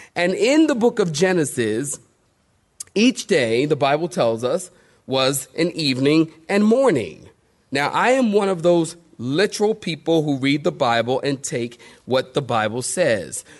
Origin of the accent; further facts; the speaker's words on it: United States; I'm from America.